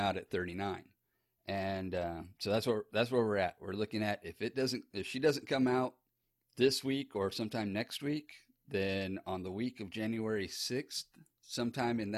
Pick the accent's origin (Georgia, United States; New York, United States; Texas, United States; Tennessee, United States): Texas, United States; born or raised there; also born or lived in Sarasota, Florida